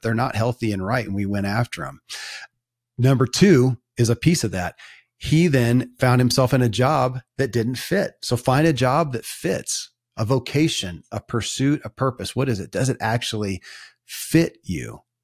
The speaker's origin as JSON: {"language": "English", "region": "Kentucky", "country": "United States", "tie": "born or raised there"}